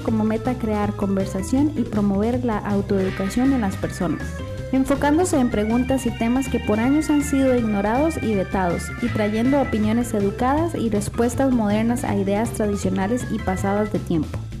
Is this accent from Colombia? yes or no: no; Costa Rica; como tico